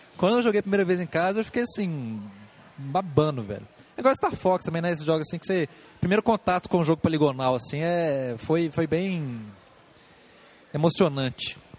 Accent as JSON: {"language": "Portuguese", "country": "Brazil", "said": "Eu, como bom brasileiro"}